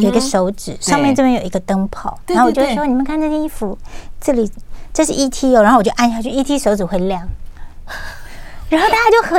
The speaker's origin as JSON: {"language": "Chinese", "region": "Taichung", "country": "Taiwan", "tie": "born or raised there", "said": "因为我在我是功课非常好嘛，然后因为我们乡下地方都是会到丰原去买东西"}